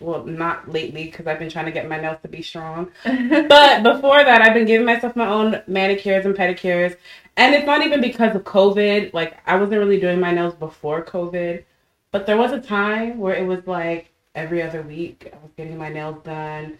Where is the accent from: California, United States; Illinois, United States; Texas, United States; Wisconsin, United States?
Texas, United States; Irving, Dallas, Lewisville area; growing up in Irving, Dallas, Louisville area